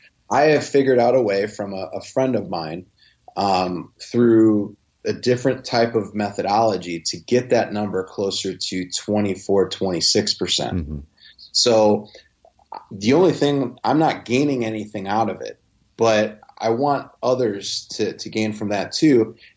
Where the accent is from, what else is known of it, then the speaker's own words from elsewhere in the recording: Midwest, United States; And it just goes back to, I guess, me being from the Midwest. I don't talk like I'm from New York or anything like